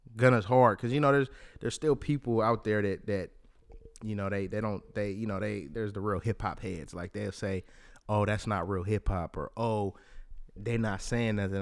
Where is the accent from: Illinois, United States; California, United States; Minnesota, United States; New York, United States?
California, United States; Bay Area; I'm from the Bay Area